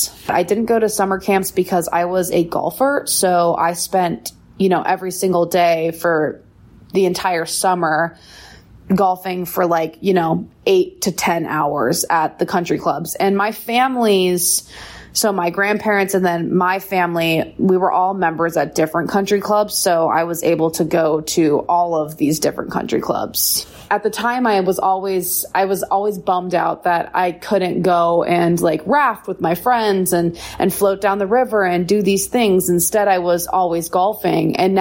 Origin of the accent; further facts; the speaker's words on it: Bozeman, Montana, United States; I grew up in Bozeman, Montana